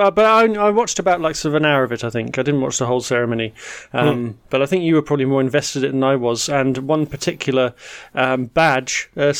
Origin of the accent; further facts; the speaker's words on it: United Kingdom; moved away as an adult; now in Netherlands; growing up in Britain